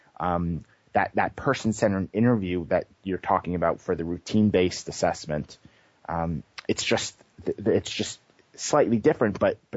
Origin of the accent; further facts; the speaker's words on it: New York, United States; moved away as an adult; also born or lived in Boston; now in California, United States; I grew up on the East Coast. I grew up in New York and started working in the ABA field in Boston and came to California